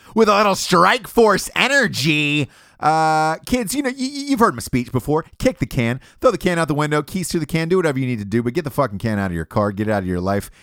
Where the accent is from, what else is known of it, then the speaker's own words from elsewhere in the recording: Atlanta, Georgia, United States; I'm from Atlanta, Georgia.